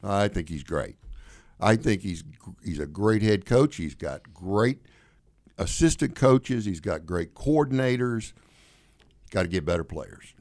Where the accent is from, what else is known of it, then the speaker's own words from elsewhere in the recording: Deep South, United States; also born or lived in New York; now in Illinois, United States; growing up in the South, particularly in the Deep South, where I did